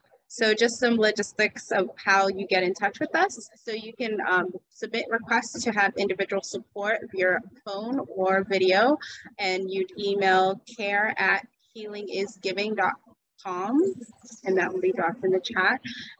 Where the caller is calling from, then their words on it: Dallas, Texas, United States; I am calling in from the land that was stewarded by the Caddo, Wichita, and the Comanche people, Dallas, Texas.